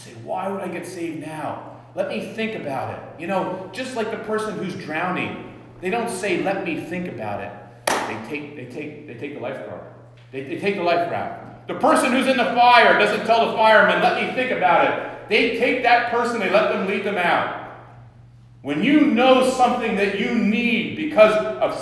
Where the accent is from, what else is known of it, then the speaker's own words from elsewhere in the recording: Ridgewood, New Jersey, United States; I was born in Valley Hospital in Ridgewood